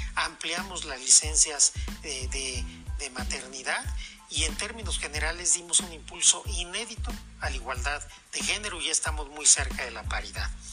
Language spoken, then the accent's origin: Spanish; Mexico; como mexicanas y como mexicanos